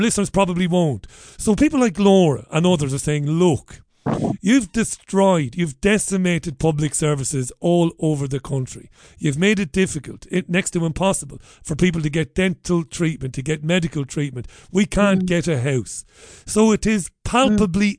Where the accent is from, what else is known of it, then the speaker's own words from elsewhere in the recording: Ireland; moved away; an Irishman who's travelled around the world to find work and to better my own life